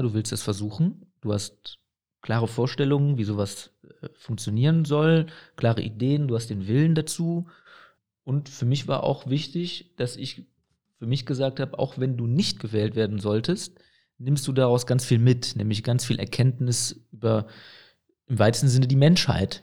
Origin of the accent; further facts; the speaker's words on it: Aachen, North Rhine-Westphalia, Germany; Ich bin ja in Aachen-Burtscheid aufgewachsen, ich bin nicht in Herzogenrath aufgewachsen